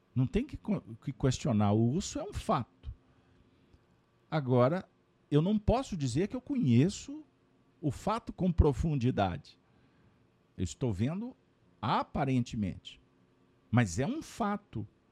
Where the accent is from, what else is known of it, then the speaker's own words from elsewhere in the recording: Brazil; Como brasileiros